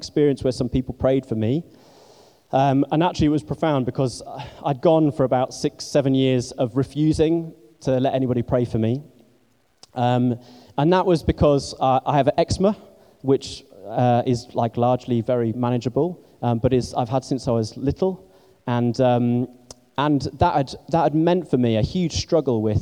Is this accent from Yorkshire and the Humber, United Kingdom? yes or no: yes; Scarborough, Yorkshire and the Humber, United Kingdom; also born or lived in Barnstaple, North Devon; now in London, United Kingdom; And then later on, my family moved up to a place called Scarborough in North Yorkshire. And I did most of my growing up there